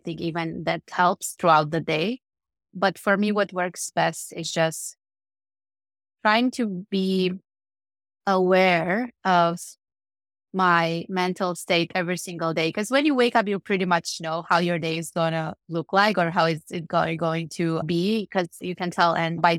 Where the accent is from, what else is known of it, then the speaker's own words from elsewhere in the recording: Cluj-Napoca, Cluj County, Romania; born there; So I was born in Romania, in Cluj-Napoca, which is a city. Actually, it's the second largest city in Romania. It's in Transylvania.